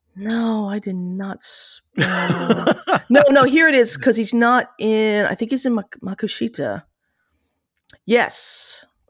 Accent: New Jersey, United States; born or raised there

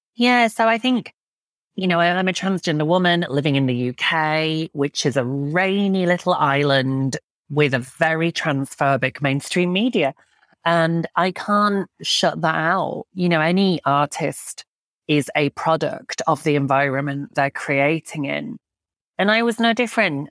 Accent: Yorkshire and the Humber, United Kingdom; where I grew up in Yorkshire

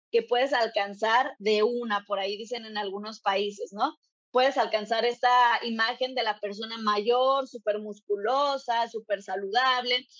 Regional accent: Mexico; en México, de donde yo soy

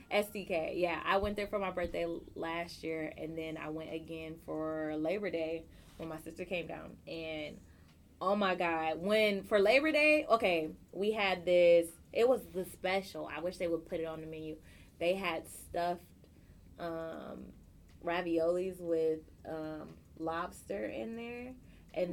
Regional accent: California, United States; moved away; also born or lived in Chicago; I grew up on in Cali

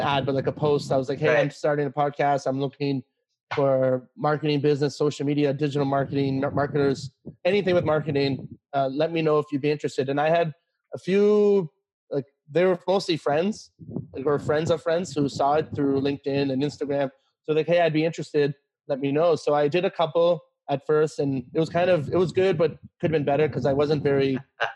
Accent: Canada; also born or lived in China; I'm from Canada

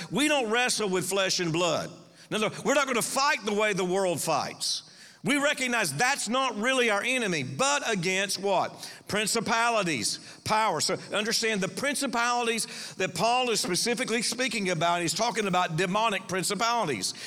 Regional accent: Panama City, Florida, United States; I was raised here. This is my hometown, Panama City.

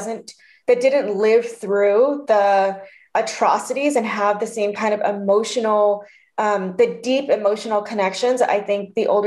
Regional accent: Denver, Colorado, United States; born there; So I was born in Denver, Colorado, and I lived there for 5 years.

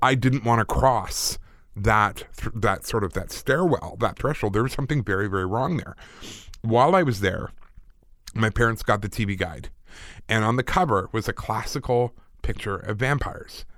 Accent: United Kingdom; I'm British.

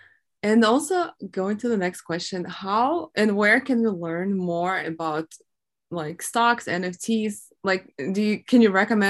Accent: Mariupol, Donetsk Oblast, Ukraine; moved away; I was from Mariupol, and that was like all the Donbas area

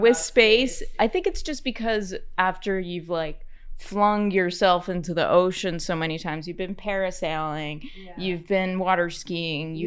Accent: United States; I'm an American

